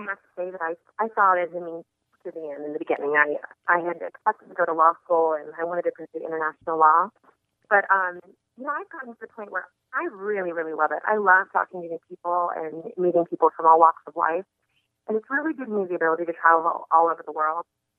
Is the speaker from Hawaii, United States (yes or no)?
no; Sacramento, California, United States; also born or lived in Las Vegas, Nevada; I moved to Las Vegas from Sacramento, California, to study hotel management at the University of Nevada, Las Vegas.